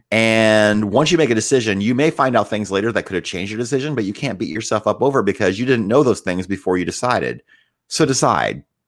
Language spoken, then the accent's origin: English; Northwood, Iowa, United States; also born or lived in Decatur, Illinois; I grew up in a little town called Northwood, Iowa